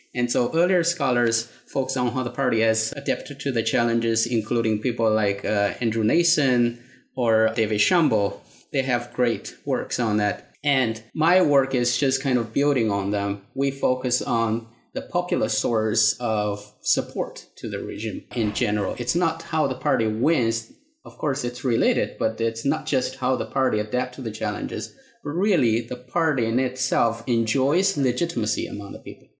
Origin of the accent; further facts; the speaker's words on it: China; moved away as an adult; also born or lived in Singapore; now in United States; I grew up in China, had my uh, undergraduate education there. After that, I went to Singapore and then came to the United States for my PhD degree.